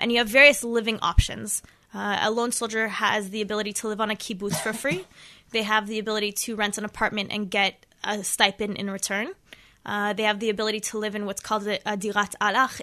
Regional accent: Los Angeles, California, United States; moved away as an adult; now in Israel; I'm originally from Los Angeles, California.

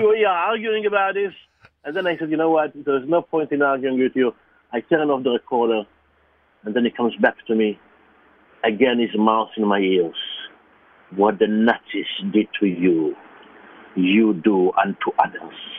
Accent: Israel; English is a second language; moved away; I was born in Israel, I'm Jewish

